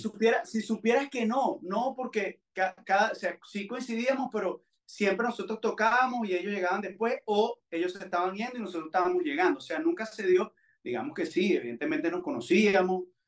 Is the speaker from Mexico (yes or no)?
no; Valencia, Carabobo, Venezuela; also born or lived in United States; Yo, yo viví en Valencia, yo no soy nacido en Valencia, pero viví ahí eh, eh, desde que tenía siete años